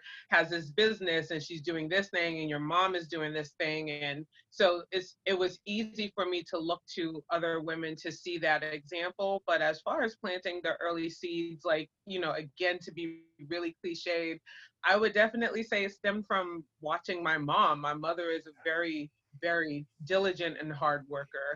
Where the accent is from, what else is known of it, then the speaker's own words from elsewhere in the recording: Boston, Massachusetts, United States; moved away as an adult; I was born and raised in Boston, Massachusetts, and that's where my family is from